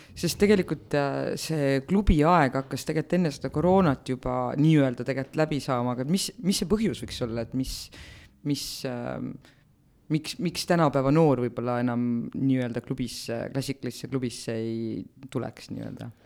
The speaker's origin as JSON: {"language": "Estonian", "town": "Otepää", "region": "Valga County", "country": "Estonia", "said": "ma olen Otepäält"}